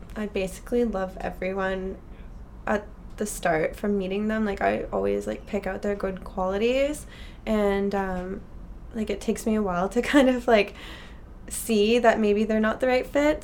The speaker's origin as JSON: {"language": "English", "town": "Ottawa", "region": "Ontario", "country": "Canada", "also_born_or_lived": "Alberta", "moved": "as an adult", "lives_now": "Vancouver, Canada", "said": "I am originally from Ottawa, okay. Ontario."}